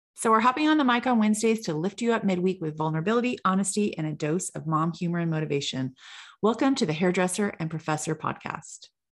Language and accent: English; California, United States; I'm from California